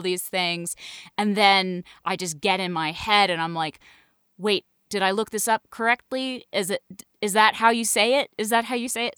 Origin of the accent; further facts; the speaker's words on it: Northampton, Massachusetts, United States; I'm from Northampton, Massachusetts, which is super gay